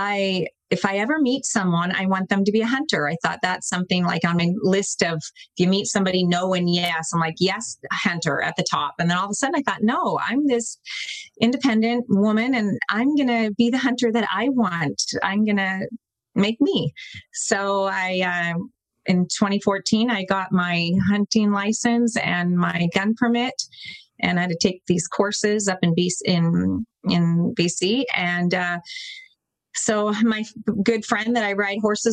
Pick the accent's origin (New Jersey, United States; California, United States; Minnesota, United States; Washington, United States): Washington, United States; Seattle; moved away as an adult; now in British Columbia, Canada; I grew up in the Seattle area